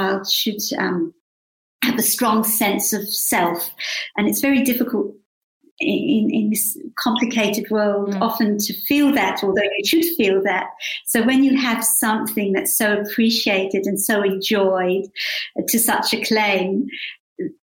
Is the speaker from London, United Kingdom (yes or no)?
yes; London, United Kingdom; now in Australia; I was born in London, so my parents came to London from Krakow, from Poland, after the war. And I think we grew up with a very great sense of gratitude and appreciation to have grown up in England